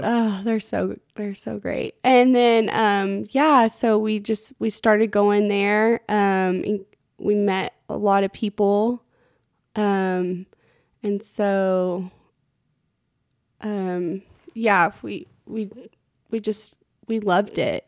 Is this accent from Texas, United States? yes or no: yes; Plainview, Texas, United States; I grew up in Plainview